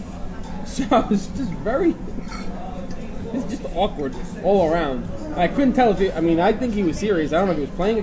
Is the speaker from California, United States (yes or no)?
no; New York, United States; we're from the Bronx